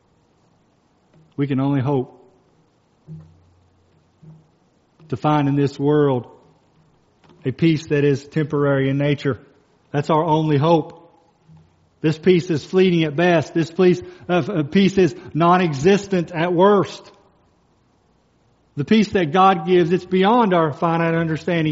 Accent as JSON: {"language": "English", "region": "Kentucky", "country": "United States", "moved": "yes", "said": "I'm from Kentucky. Dane and I were from Kentucky"}